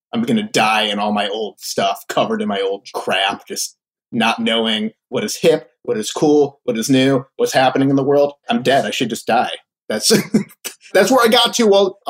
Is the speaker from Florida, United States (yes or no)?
yes; Florida, United States; born there; also born or lived in Philadelphia / Chicago; So I was born in Florida. He worked at a hospital there.